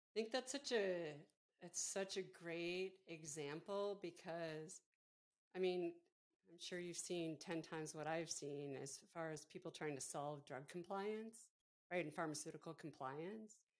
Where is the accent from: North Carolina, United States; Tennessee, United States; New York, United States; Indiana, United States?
New York, United States; Buffalo; moved away; we grew up outside of Buffalo, so not so far from Pittsburgh